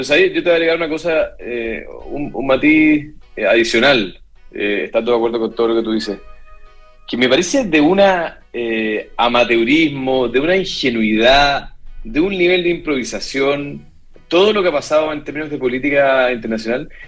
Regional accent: Chile; nosotros como chilenos

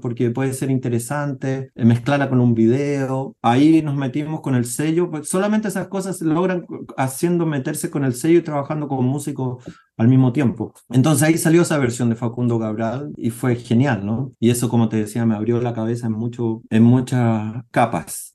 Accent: Chile; now in New York, United States; son artistas mayoritariamente chilenos que no viven en Chile. Somos tan inmigrantes como los haitianos, como los venezolanos que viven en Chile, pero vivimos en Estados Unidos

